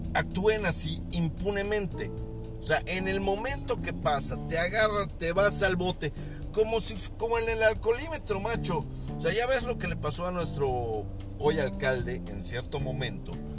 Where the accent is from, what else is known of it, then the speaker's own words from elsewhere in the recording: Mexico; todas las personas que vivimos y que somos mexicanos y que estamos en este precioso país